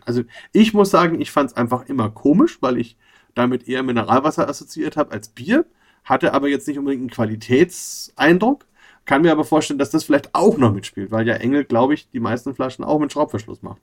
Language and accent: German; Bamberg, Bavaria, Germany; ich war halt in Bamberg groß geworden, bin aus Bamberg